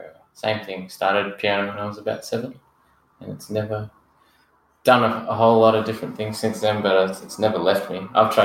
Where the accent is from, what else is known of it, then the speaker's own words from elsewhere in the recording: Australia; also born or lived in Geelong / Brisbane; now in Melbourne, Australia; I grew up partly in Geelong and partly in Brisbane, and now I live in Melbourne.